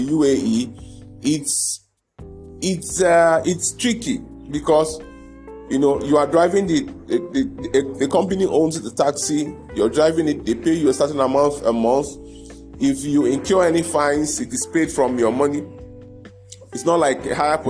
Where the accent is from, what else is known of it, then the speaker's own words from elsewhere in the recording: Igbo-speaking part, South East, Nigeria; I come from the part of Nigeria where a lot of my brothers are in business